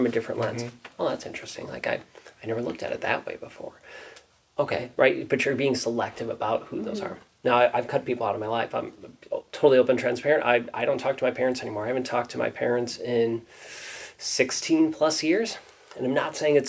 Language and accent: English; Wisconsin, United States; I grew up here in Wisconsin.